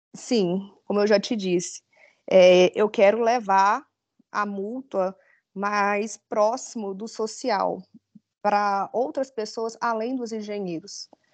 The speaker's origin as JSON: {"language": "Portuguese", "town": "Itaberaí", "region": "Goiás", "country": "Brazil", "tie": "born or raised there", "said": "Sou natural de Itaberaí"}